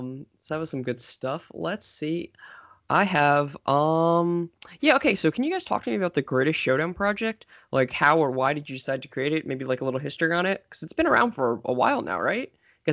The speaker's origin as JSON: {"language": "English", "region": "New York area", "country": "United States", "said": "I'm from the New York area"}